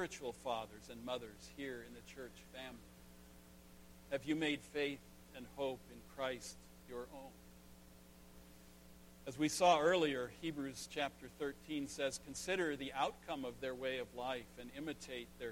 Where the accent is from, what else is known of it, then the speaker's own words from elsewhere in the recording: Northern California, United States; the little country church where I grew up in Northern California